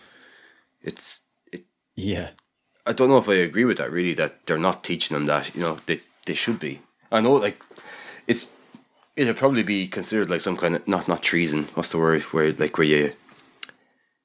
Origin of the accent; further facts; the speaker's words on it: Ireland; we're from Ireland.